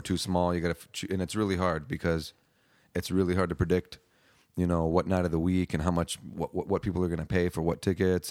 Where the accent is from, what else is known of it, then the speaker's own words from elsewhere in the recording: Hawaii, United States; now in Austin, United States; growing up in Hawaii, you got a lot of reggae influence